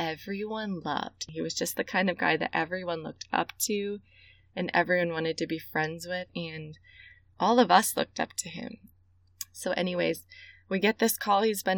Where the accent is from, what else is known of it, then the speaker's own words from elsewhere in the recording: Central Illinois, United States; I grew up in Central Illinois, and I grew up in a great, loving Christian home.